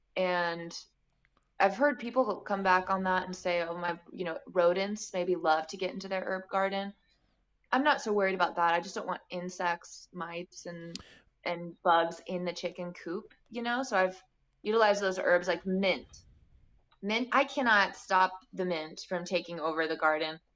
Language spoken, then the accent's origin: English; Bloomington, Indiana, United States; also born or lived in Santa Fe, New Mexico / Washington, D.C.; now in Nashville, United States; I grew up in the Midwest in Bloomington, Indiana